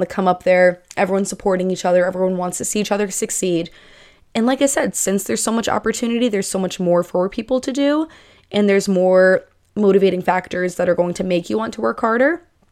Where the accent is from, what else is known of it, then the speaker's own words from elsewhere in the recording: Northeast, United States; I'm moving from the Northeast to the Southwest.